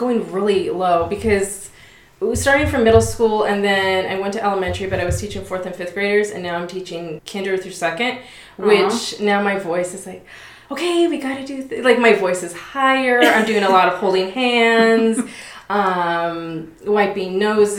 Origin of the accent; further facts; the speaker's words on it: Las Vegas, Nevada, United States; born and raised in Vegas. I've been a member of the church my whole life.